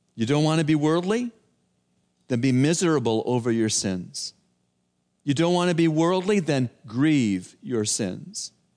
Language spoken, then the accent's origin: English; Toronto, Ontario, Canada; I'm from Toronto